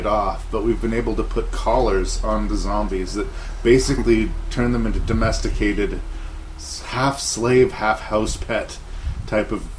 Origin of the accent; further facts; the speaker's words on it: Canada; I am Canadian